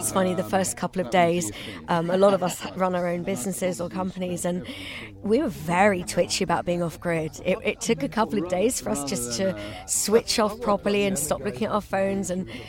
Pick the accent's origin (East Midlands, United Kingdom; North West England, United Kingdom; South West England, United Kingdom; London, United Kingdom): London, United Kingdom; Chiswick; I'm from originally Scottish, actually, but I'm from Chiswick.